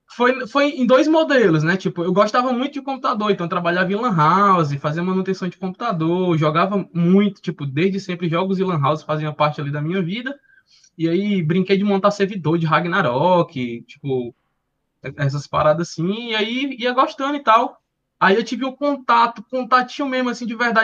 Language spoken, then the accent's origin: Portuguese; Fortaleza, Ceará, Brazil; also born or lived in Portugal; Escola pública aqui do bairro de Fortaleza, sou do, de Fortaleza, Ceará